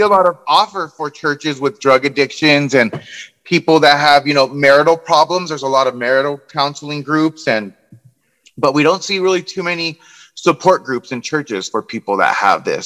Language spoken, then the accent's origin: English; Southern California, United States; I grew up here in Southern California, like I said, my whole life.